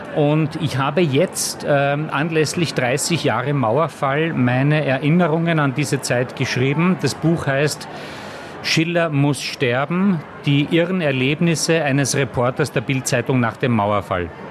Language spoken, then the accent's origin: German; Austria; moved away; ich war ja kein West, ich war ja ein Ösi